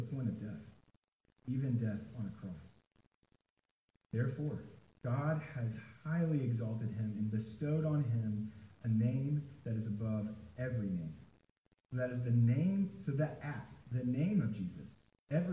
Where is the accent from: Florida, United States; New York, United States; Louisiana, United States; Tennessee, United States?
Tennessee, United States; Nashville; I am from Nashville. And I grew up in Nashville